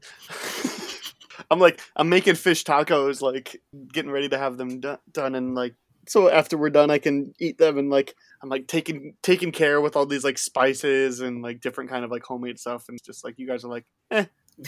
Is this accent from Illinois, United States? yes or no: yes; near Chicago, Illinois, United States; I grew up near Chicago